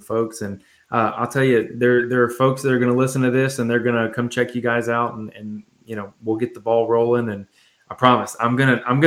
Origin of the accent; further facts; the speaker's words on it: Nashville, Tennessee, United States; I'm from Nashville